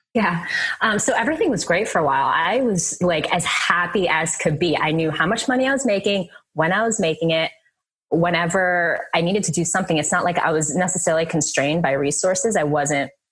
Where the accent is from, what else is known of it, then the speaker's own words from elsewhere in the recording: Jersey City, New Jersey, United States; I was born in Jersey City, so this is when we were we were living up there.